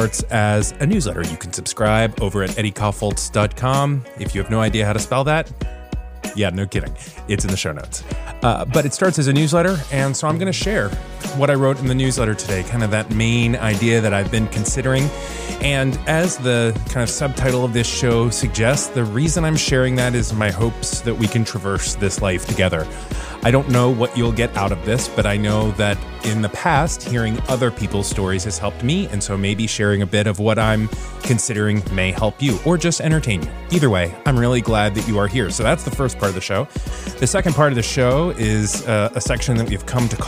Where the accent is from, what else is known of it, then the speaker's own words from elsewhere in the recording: Florida, United States; now in Virginia, United States; my home state of Florida, where everything is always green